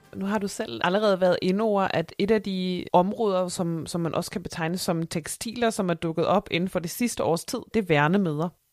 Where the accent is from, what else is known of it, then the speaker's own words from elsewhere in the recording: Germany; Danish is a second language; moved away; mig som tysker